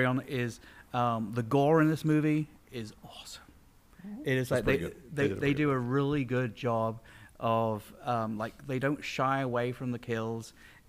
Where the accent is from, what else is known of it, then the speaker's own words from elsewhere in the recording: England, United Kingdom; moved away; yes, I'm from England.